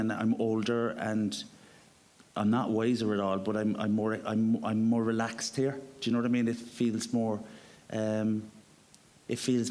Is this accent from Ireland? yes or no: yes; Cork, Munster, Ireland; moved away; I'm going to my hometown